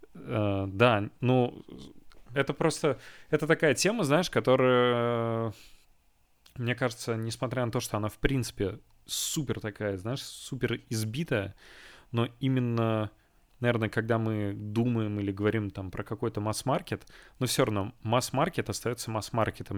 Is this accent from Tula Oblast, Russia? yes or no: no; Kazan, Tatarstan, Russia; moved away; в Казань домой к родителям